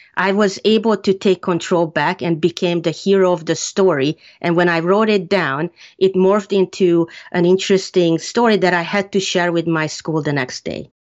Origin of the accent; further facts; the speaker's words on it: Hungary; moved away; I grew up in Hungary